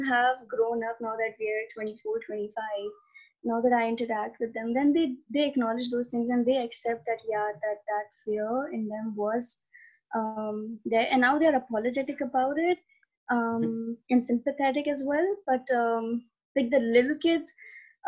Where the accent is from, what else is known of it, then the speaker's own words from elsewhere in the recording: Pakistan; moved away as an adult; also born or lived in central India; now in India; I am a Pakistani Hindu girl who was born and brought up in Pakistan